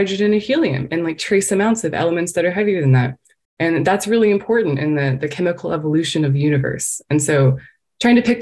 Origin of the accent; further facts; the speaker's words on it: Texas, United States; moved away as an adult; I come from Texas